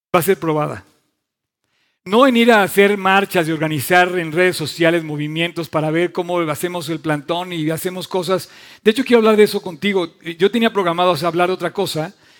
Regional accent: Mexico; yo quiero a México, amo a mi país

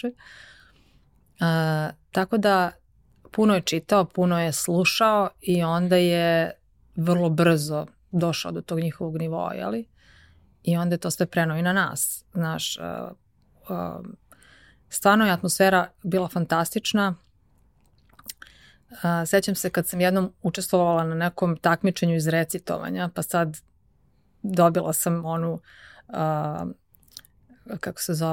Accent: Rogačica, Zlatibor District, Serbia; also born or lived in Užice / United States; now in Belgrade, Serbia; ja sam rođena u Rogačici, odnosno rođena sam u Užicu, zato što u Rogačici ili u Bajnoj bašti ne postoji porodilište. Uh, A, odasla sam u Rogačici, to je jedno malo mesto na reci Drini kod Bajne bašte.

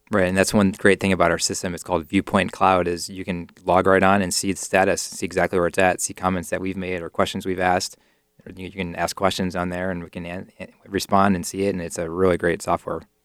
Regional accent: near Cleveland, Ohio, United States; my hometown near Cleveland

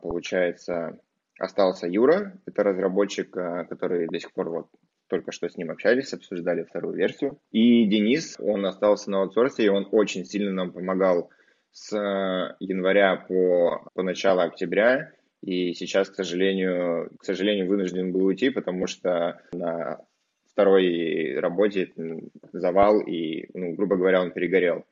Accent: Barnaul, Altai Krai, Russia; в Барнауле, откуда я родом.

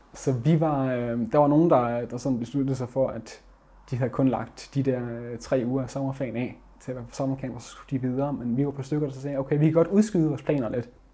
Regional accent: Vesthimmerland Municipality, North Denmark Region, Denmark; moved away as an adult; now in Aalborg, Denmark; jeg kommer fra Vesthimmelands Kommune og bor nu i Aalborg

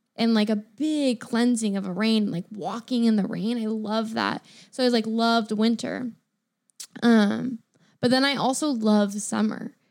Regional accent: Sacramento, California, United States; now in Seattle, United States; I grew up in Sacramento

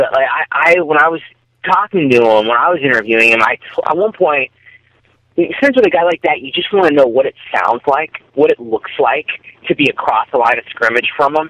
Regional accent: San Diego, California, United States; I'm from San Diego

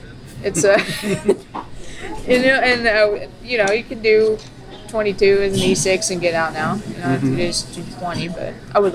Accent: Virginia, United States; moved away as an adult; also born or lived in Elizabethton, Tennessee; now in Washington, D.C., United States; coming from East Tennessee, a little old Elizabethan. That's where I lived for 10 years. I'm from Virginia, but I lived there going to college.

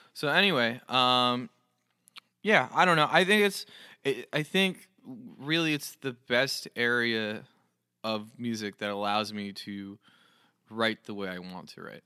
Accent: New Jersey, United States; I'm from New Jersey

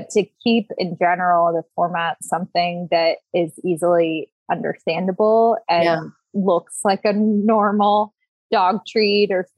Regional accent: Washington, District of Columbia, United States; also born or lived in Berkeley, California; I was born in Berkeley, grew up in the DC area

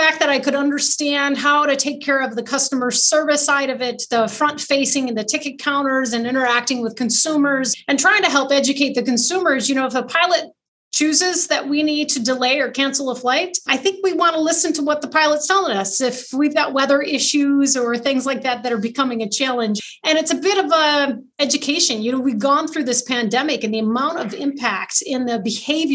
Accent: Carson City, Michigan, United States; I grew up in Carson City, so just a little north of Lansing

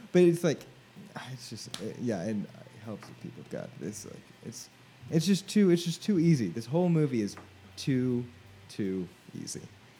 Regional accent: Tornado Alley, United States; we grew up in Tornado Alley

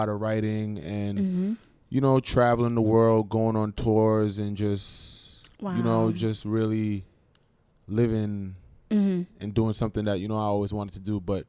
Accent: Jamaica; also born or lived in New York, United States; So my background, you know, I'm Jamaican, back and forth between Jamaica and New York, you know what I'm saying? That's how I grew up.

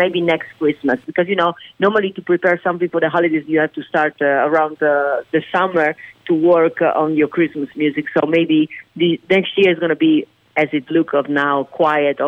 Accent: Venice, Veneto, Italy; now in United States; born and raised in Italy

